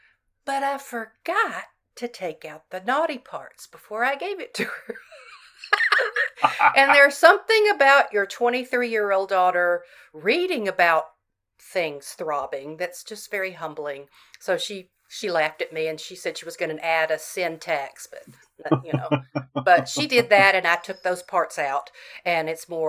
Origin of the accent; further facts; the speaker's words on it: Southern United States, United States; You know, you can only write so much as a Southerner without bringing in some redneck.